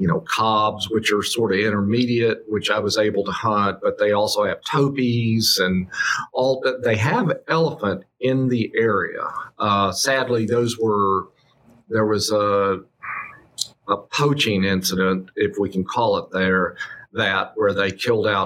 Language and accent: English; Abilene, Texas, United States; what I grew up around in Abilene, Texas